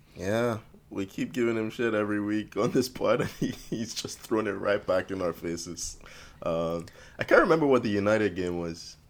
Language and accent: English; Canada; I am Canadian